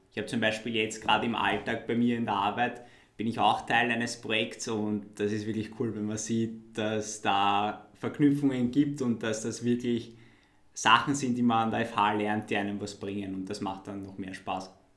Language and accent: German; Wiener Neustadt, Lower Austria, Austria; für mich als Wiener Neustädter